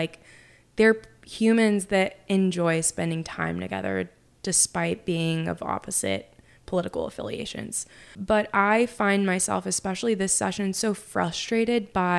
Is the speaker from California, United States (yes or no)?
no; Oklahoma, United States; also born or lived in Utica, New York / Nashville, Tennessee; I was born in Utica, New York, and then we moved to Nashville and we lived there until I was 7. And then we lived in Oklahoma and that's where I lived until, obviously I moved.